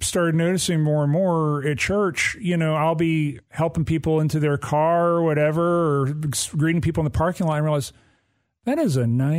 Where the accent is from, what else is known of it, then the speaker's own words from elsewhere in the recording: Alabama, United States; now in Clarksville, United States; that flavor that I grew up with in Alabama.